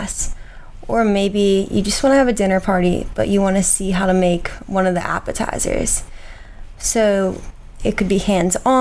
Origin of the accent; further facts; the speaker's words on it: outside of Philadelphia, Pennsylvania, United States; moved away as an adult; now in Charleston, United States; I grew up outside of Philadelphia